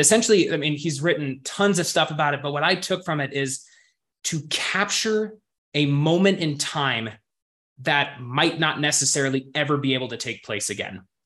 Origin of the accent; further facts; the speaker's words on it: Montana, United States; growing up in Montana, it was something to where, you know, really good hiking trails were only 10, 15 minutes away from my front door.